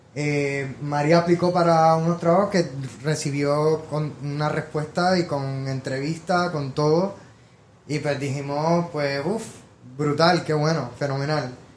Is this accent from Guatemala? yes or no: no; San Juan, Puerto Rico; moved away as an adult; now in New York, United States; nací en Puerto Rico, en San Juan. Eh, tuve toda mi vida allá hasta los 18 años